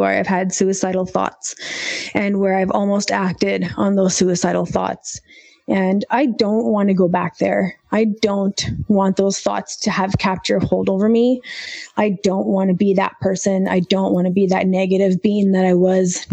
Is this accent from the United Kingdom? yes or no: no; Canada; growing up in Canada, being Indian